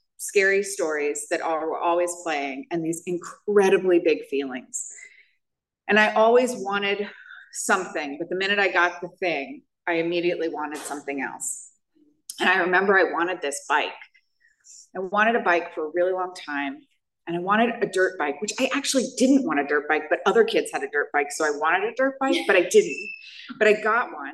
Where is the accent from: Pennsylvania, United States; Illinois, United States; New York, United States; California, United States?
New York, United States; I grew up in New York.